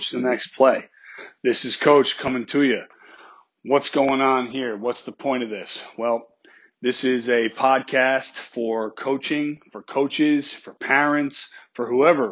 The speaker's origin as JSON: {"language": "English", "region": "New York", "country": "United States", "tie": "born or raised there", "moved": "as an adult", "lives_now": "Georgia, United States", "said": "I grew up in New York"}